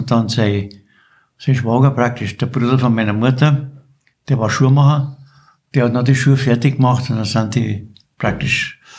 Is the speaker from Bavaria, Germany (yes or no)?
yes; Wartenberg, Bavaria, Germany; born there; Und du bist geboren in Wartenberg? Ich bin geboren in Wartenberg.